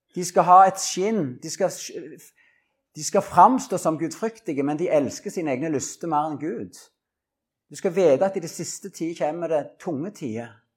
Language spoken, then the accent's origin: Norwegian; Norway; Orrebygda, der jeg vokste opp